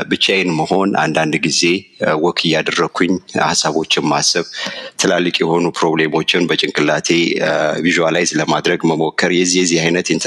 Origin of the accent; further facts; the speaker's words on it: Addis Ababa, Ethiopia; አዲስ አበባ ካሳንችስ ነው የተወለድኩት ያደግኩት። እድገቴ እዛው ካሳንችስ ስቴዲዮም ምናምን እዛ አካባቢ ነበር በወቅቱ።